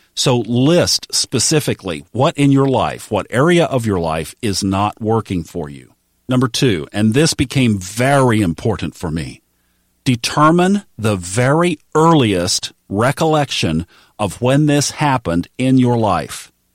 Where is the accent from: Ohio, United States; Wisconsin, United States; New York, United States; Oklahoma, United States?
Oklahoma, United States; Tulsa; the Baptist church where I grew up in Tulsa, Oklahoma